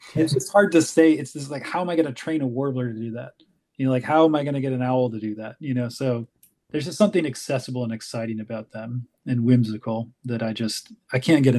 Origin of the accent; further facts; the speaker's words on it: Ohio, United States; born there; I was born in Ohio, right where McGee Marsh is, the biggest week in birding, but, you know, everywhere is home.